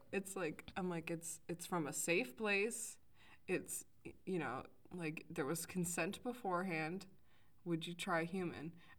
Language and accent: English; Wisconsin, United States; we're from Wisconsin.